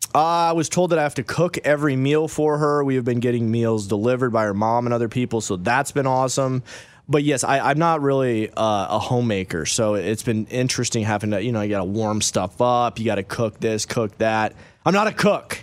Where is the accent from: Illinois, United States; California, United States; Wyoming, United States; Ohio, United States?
Wyoming, United States; moved away; also born or lived in Michigan; we grew up originally in Wyoming and everybody wrestled there, okay? So I moved to Michigan